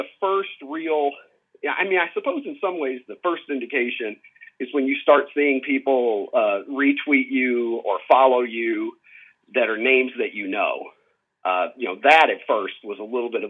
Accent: Horse Cave, Kentucky, United States; I am from the metropolis of Horse Cave, Kentucky

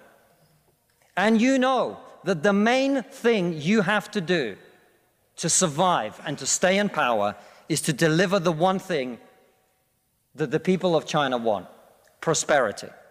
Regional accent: Russia; now in United Kingdom; I come from Russia, which is not a poor country

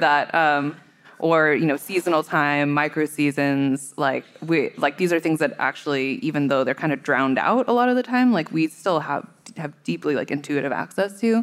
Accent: Bay Area, California, United States; I grew up in the Bay Area

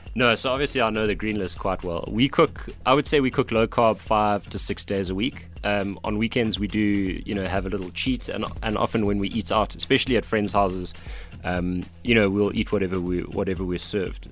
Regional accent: Cape Town, Western Cape, South Africa; I'm from Cape Town

